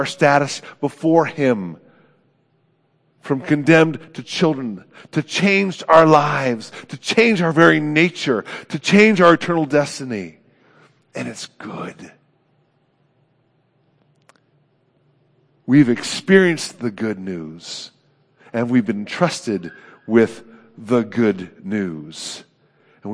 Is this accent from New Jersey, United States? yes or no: no; Oakland, California, United States; moved away; my hometown of Oakland.